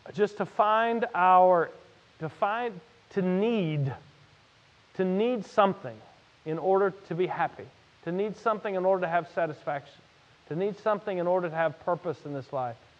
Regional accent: Louisiana, United States; I'm from Louisiana

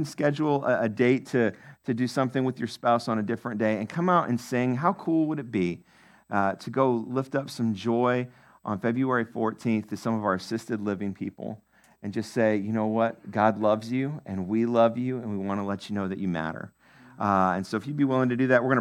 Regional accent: Maine, United States; moved away; my home state, Maine

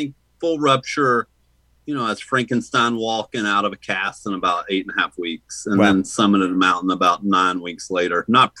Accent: the South, United States; No, I grew up in the South, man.

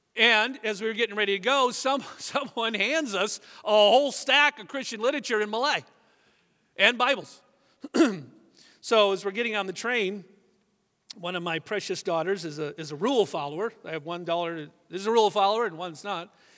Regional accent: United States; we're Americans, at least most of us are

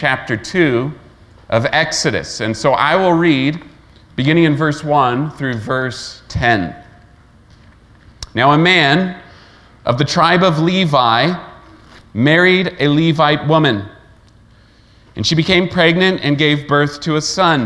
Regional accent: Layton, Utah, United States; also born or lived in Kentucky; I grew up in Layton, Utah, basically age 4 to 22

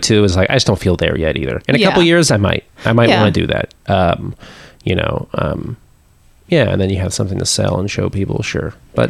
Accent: Pittsburgh, Pennsylvania, United States; moved away; also born or lived in Austin; I grew up in Pittsburgh, I was in Western Pennsylvania.

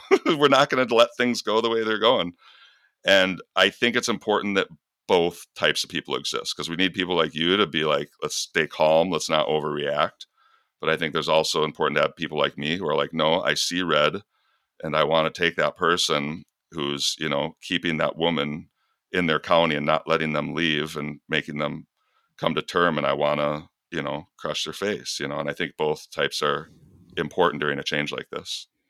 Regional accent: Michigan, United States; I was a feminine kid growing up in Michigan

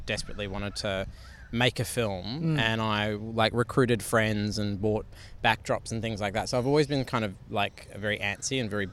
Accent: Sydney, New South Wales, Australia; also born or lived in Canberra; I was born in Sydney.

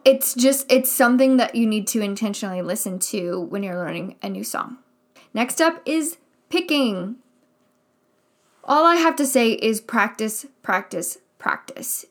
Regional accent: Midwest, United States; I grew up in the Midwest, and I went to a school here in the Midwest. I mean, I live in the Midwest right now

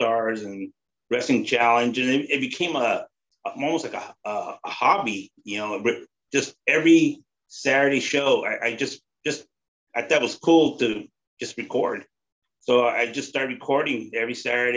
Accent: Bay Area, California, United States; I grew up here in the Bay Area

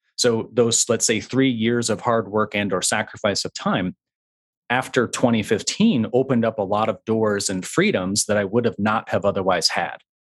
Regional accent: West Michigan, United States; I was raised in West Michigan, uh, and so the first, uh, twenty-three years of my life were spent in a very small town in West Michigan.

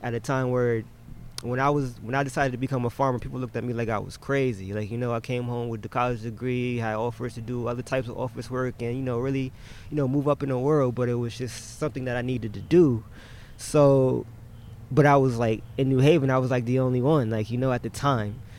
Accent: New Haven, Connecticut, United States; we're New Haven natives

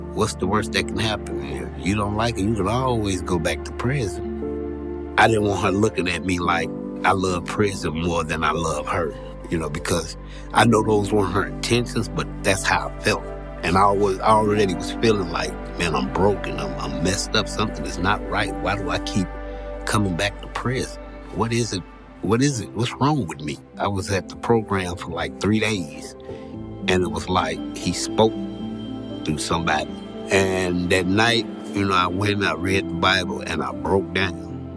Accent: East St. Louis, Illinois, United States; I'm from East St. Louis, Illinois, and I've been attending Community Freedom for almost a year now. I grew up in poverty

